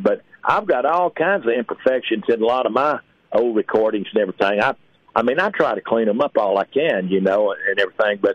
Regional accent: Paris, Texas, United States; my hometown, Paris

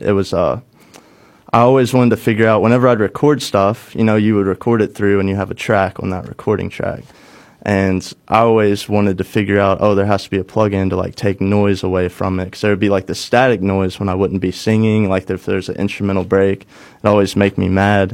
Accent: Cape Girardeau, Missouri, United States; moved away as an adult; also born or lived in Nashville; bring something back to my hometown

